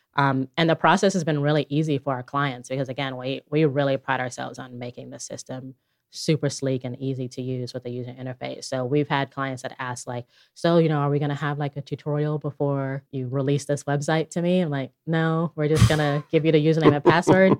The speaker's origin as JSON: {"language": "English", "town": "Chattanooga", "region": "Tennessee", "country": "United States", "tie": "born or raised there", "also_born_or_lived": "Bronx, New York"}